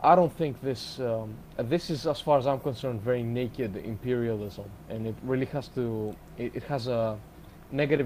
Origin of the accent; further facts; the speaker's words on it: Greece; moved away; I'm from Greece originally